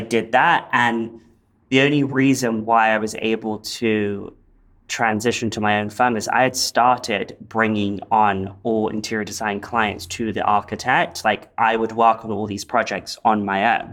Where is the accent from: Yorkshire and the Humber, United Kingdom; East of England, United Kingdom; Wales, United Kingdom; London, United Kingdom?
London, United Kingdom; now in Los Angeles, United States; where I grew up in in London